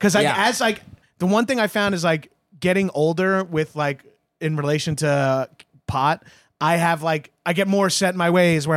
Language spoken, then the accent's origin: English; Long Island, New York, United States; now in California, United States; I am from Long Island